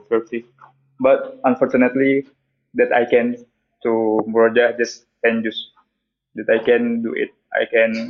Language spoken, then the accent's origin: English; Indonesia; moved away as an adult; now in Turkey; I'm from Indonesia, but I'm living in Turkey now.